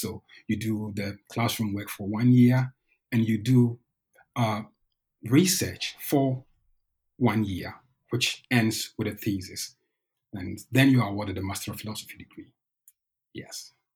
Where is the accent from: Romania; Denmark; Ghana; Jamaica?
Ghana; moved away as an adult; also born or lived in Norway; now in Bergen, Norway; I'm originally from Ghana. I came to Norway in 2010